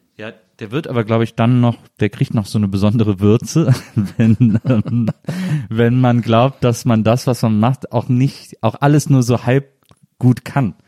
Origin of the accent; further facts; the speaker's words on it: Rhineland, Germany; Ich komme aus dem Rheinland und ich liebe Kölsch sehr